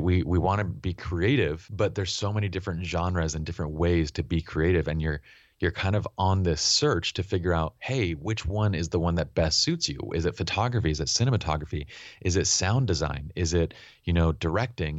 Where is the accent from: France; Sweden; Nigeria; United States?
United States; Utah; also born or lived in Iran; as immigrants and Iranians living in Utah